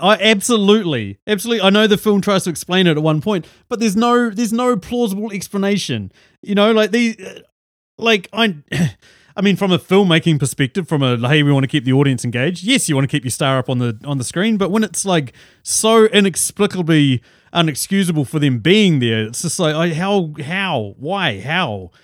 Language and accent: English; New Zealand; also born or lived in Auckland, New Zealand; we're different from Australia. We actually do have ski fields